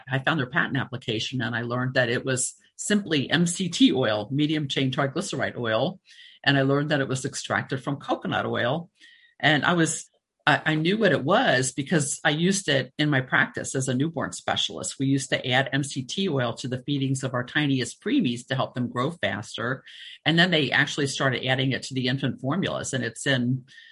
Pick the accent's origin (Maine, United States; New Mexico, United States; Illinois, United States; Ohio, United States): Ohio, United States; Cincinnati; moved away; also born or lived in Florida; I grew up in Cincinnati